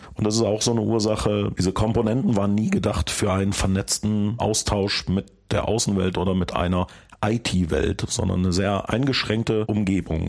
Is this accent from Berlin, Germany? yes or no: no; Bonn, North Rhine-Westphalia, Germany; Ich komme ja aus Bonn. In der Gegend, wo ich wohne